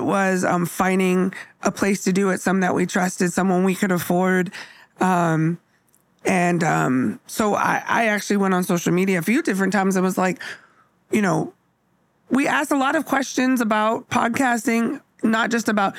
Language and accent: English; Bay Area, California, United States; now in Seattle, United States; I grew up in the Bay Area